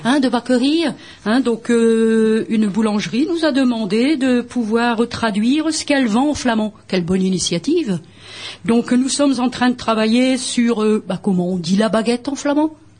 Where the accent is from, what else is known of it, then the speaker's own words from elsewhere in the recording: Bergues, Hauts-de-France, France; d'enseigner le flamand à Bergue, ma ville natale